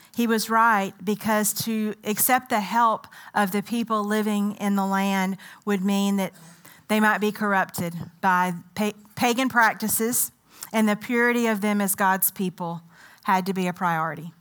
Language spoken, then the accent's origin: English; United States; also born or lived in Ethiopia; I'm very much set in my American identity.